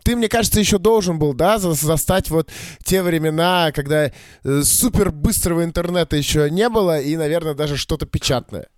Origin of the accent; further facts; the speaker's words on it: Saint Petersburg, Russia; я всё-таки родился и вырос в Питере